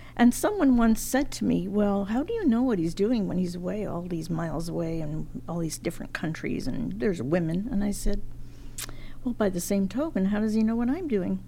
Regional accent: Montreal, Quebec, Canada; moved away as an adult; also born or lived in England; now in Ontario, Canada; came to Canada in 1949

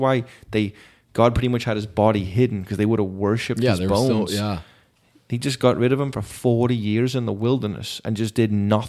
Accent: England, United Kingdom; I'm not Mexican or Black, yeah. but I'm English.

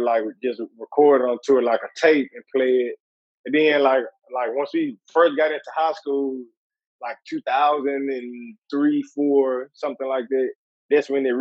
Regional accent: Columbus, Ohio, United States; moved away as an adult; also born or lived in Louisville; I probably moved to Columbus when I was like 7. And I stayed there until basically till I was like 20-something.

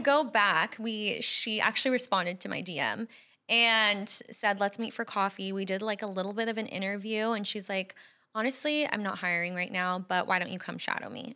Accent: Bay Area, California, United States; moved away as an adult; also born or lived in Phoenix valley, Arizona; now in Scottsdale, United States; we're both from California, the Bay Area, and we both moved away. We're here now

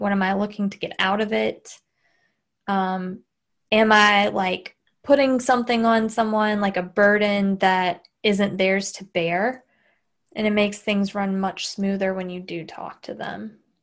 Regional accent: Southern, United States; accent: Southern; my Southern accent

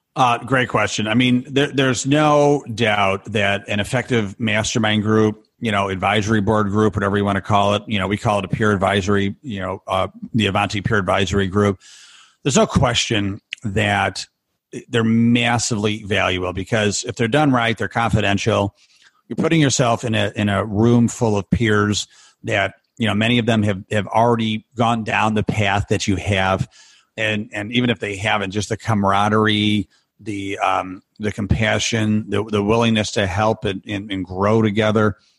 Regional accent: Rochester, New York, United States; my hometown

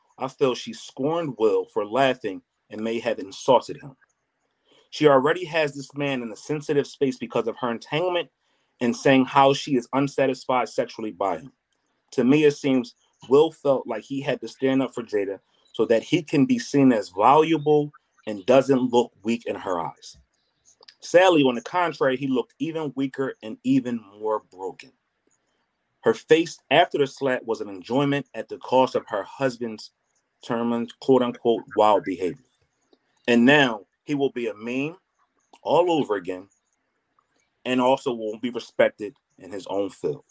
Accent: Philadelphia, Pennsylvania, United States; I'm from Philly

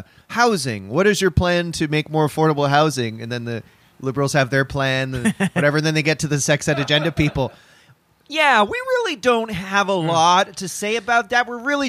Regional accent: Canada; my career as a Canadian comedian and a person who gets a sandwich and needs his AC repaired, trumped it.

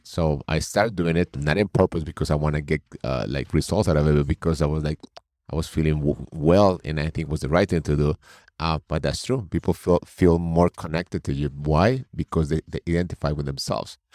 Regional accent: Colombia; also born or lived in New York State; now in New York, United States; I'm originally from Colombia. I live in New York State.

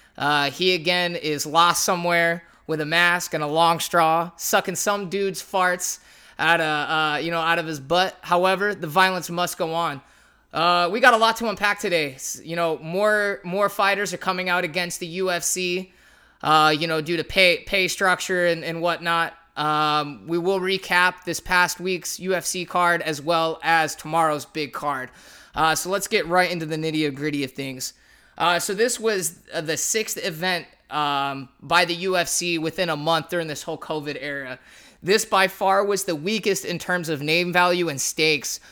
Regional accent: San Jose, California, United States; the San Jose area, uh, since that's where I grew up

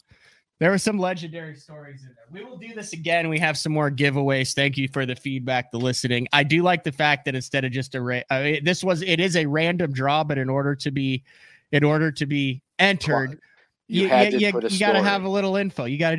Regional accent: Decatur, Illinois, United States; I grew up in Decatur, Illinois

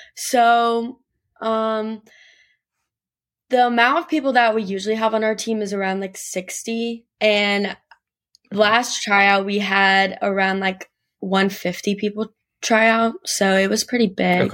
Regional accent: Gastonia, North Carolina, United States; I'm from Gastonia, North Carolina, which is, like, kind of a small town, like, thirty-ish minutes right outside of Charlotte.

